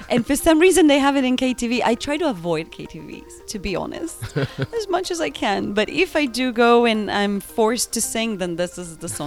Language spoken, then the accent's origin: English; Argentina; people know I'm from Argentina, so they love to hear me singing this song.